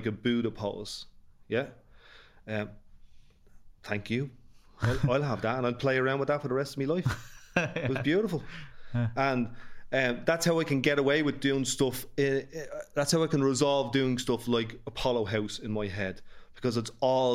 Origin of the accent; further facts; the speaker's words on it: Dublin, Leinster, Ireland; accent: North Dublin; I had the privilege of growing up in Ballymun in the late 70s